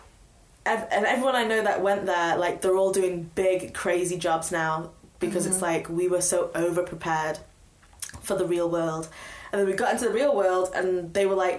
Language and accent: English; Stoke-on-Trent, West Midlands, United Kingdom; My mum said, that I'm not allowed to leave Stoke. So I did a year at Staffordshire University